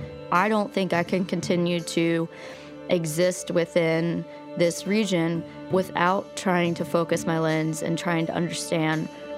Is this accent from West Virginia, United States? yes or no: yes; Logan, West Virginia, United States; also born or lived in Abingdon, Virginia; I was born in Abingdon, Virginia, and I grew up in Logan, West Virginia. And we moved 12 times before I was in sixth grade between those two towns.